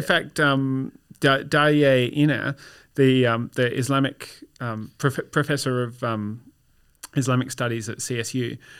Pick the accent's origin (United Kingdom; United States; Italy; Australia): Australia; My, my experience of being Australian is pretty well indistinguishable from your average person of Anglo British origin, but all of my family, family roots are Germanic.